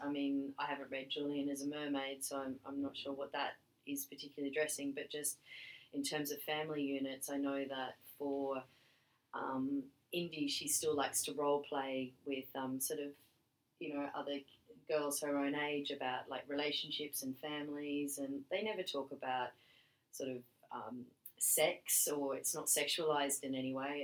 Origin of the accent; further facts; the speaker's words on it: Australia; moved away; I'm Australian, my husband's British, we live overseas